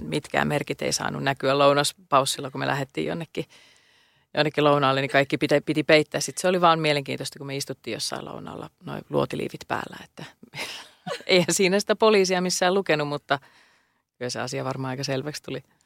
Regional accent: Helsinki, Uusimaa, Finland; Mä oon Pohjois-Helsingistä kotosin

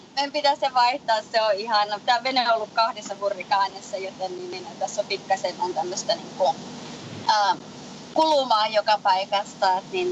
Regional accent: Lapland, Finland; also born or lived in Colorado, United States; now in Florida, United States; mä olen lappilainen lähtejä

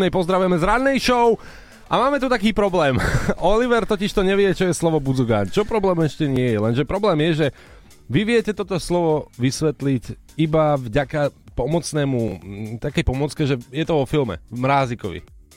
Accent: eastern Slovakia, Slovakia; Ja som z východu

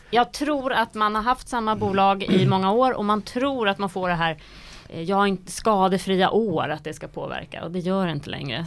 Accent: Sweden; vi svenskar

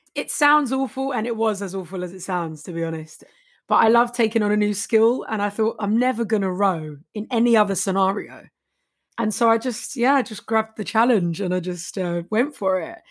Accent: London, United Kingdom; I'm from Walthamstow, East Seventeen.

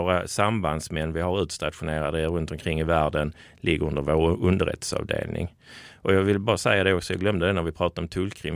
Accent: Skåne, Sweden; accent: Scanian; jag är en glad skåning i mina bästa år

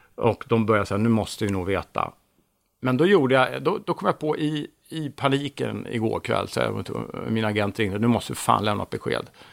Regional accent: Täby, Stockholm County, Sweden; Jag är född i Stockholm, i Täby, mm. 1963

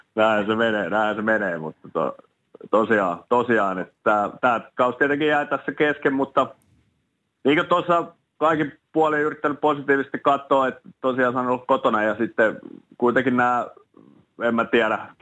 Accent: Espoo, Uusimaa, Finland; moved away as an adult; also born or lived in Turku / Dallas; mä pidän kuitenkin ylpeä, ylpeänä sitä, että mä oon Espoossa kasvanut

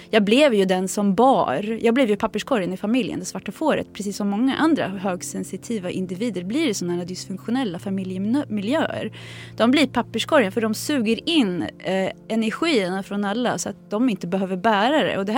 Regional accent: Sweden; born there; Min mamma var redan gravid med mig så jag är född här i Sverige.

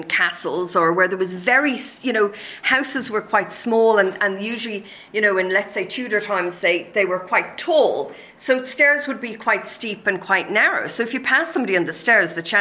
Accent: Ireland; being Irish, we're actually quite an ancient race

